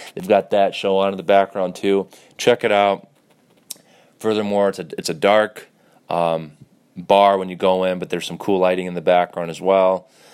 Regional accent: Detroit, Michigan, United States; I was born in Detroit

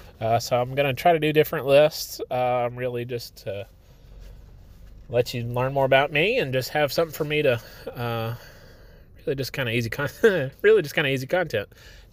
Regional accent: Texas, United States; born there; now in Arkansas, United States; I grew up, or I guess I didn't grow up. I was born right outside of Dallas, and so I've got family down there

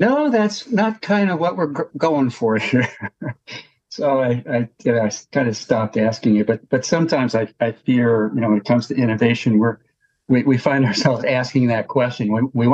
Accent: Pennsylvania, United States; moved away; Pennsylvania, that's sort of my home state in a way, though I don't live there now

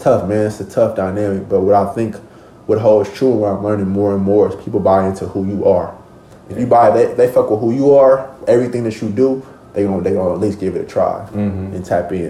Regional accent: Oakland, California, United States; I come from Oakland, California. I come from an environment where it's very dangerous, where it's very cutthroat

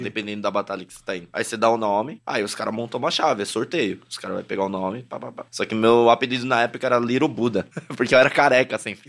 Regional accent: São Paulo, Brazil; also born or lived in Toronto, Canada; eu nasci literalmente no Canindé, no Braz Paricanindé né? Então, é o meu linguajar, é o meu jeito como eu cresci lá

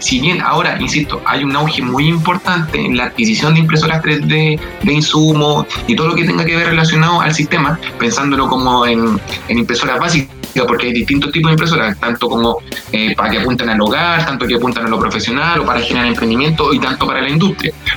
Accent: Santiago, Santiago Metropolitan Region, Chile; del lugar donde vivo yo, que es la comuna de Lo Prado

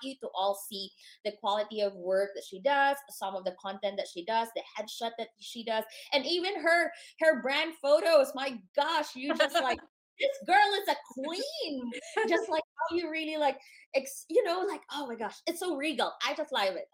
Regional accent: Philippines; now in United States; born and raised in the Philippines

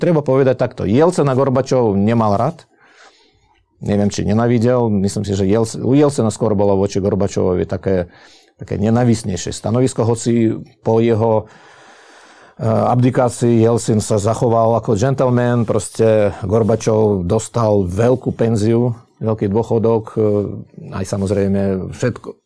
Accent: Slovakia; Uh, bol by som veľmi rád, keby sme sa pozerali teraz na vývoj aj u nás doma na Slovensku

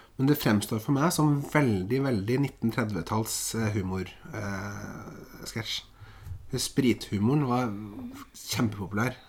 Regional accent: Eastern Norway, Norway; now in Bodø, Norway; du kommer som Som søring, ja. østlending, til Nord-Norge

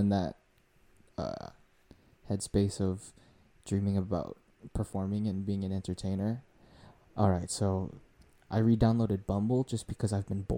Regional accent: Las Vegas, Nevada, United States; born or raised there; also born or lived in Hawaii

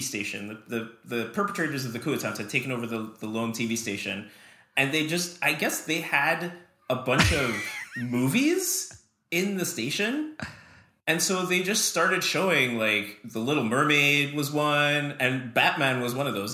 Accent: Trinidad & Tobago; moved away; I grew up in Trinidad in the Caribbean

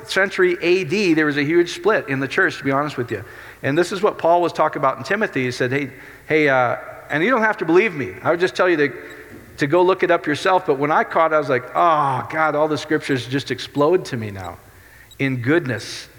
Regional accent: Iowa, United States; my Dutch Reformed church that I grew up with in Iowa

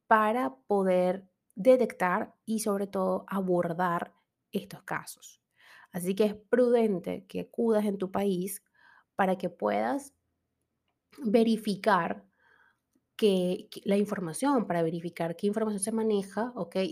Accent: Venezuela

